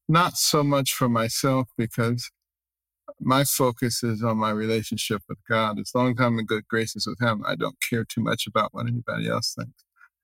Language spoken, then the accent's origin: English; Detroit, Michigan, United States; also born or lived in Boston / New Haven / Ann Arbor / Baltimore; I myself remember growing up in Detroit, a very liberal place, and Boston, a very liberal place, and New Haven, a very liberal place, and Ann Arbor, a very liberal place, and then to Baltimore, all very liberal places.